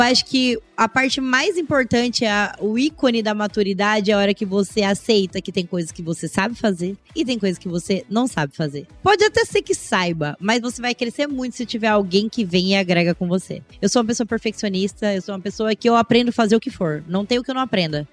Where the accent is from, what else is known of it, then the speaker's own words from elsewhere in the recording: Oriente, São Paulo, Brazil; eu sou do interior de São Paulo, cidade de Oriente, venho de uma família muito simples